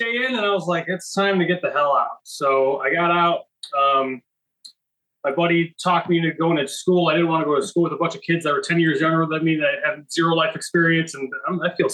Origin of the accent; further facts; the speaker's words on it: Buffalo, New York, United States; moved away; I'm originally from Buffalo, New York